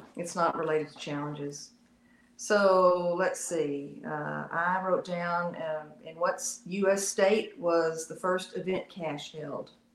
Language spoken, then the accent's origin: English; Texas, United States; I'm from Texas